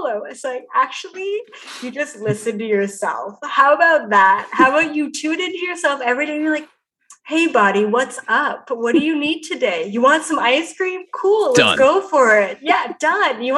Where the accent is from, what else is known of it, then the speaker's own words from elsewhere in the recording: Canada; I'm Canadian.